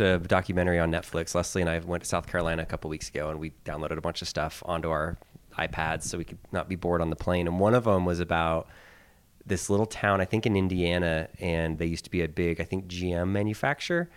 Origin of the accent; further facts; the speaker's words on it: Philippines; now in United States; I was born in the Philippines. I lived there for many years.